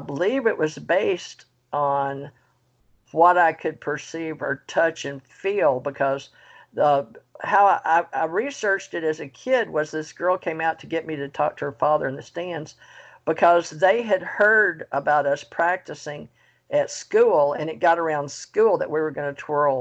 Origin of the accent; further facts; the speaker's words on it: Monroe, Louisiana, United States; also born or lived in Houston, Texas / Kentucky; now in Florida, United States; I was raised in the South and spiritual and in Monroe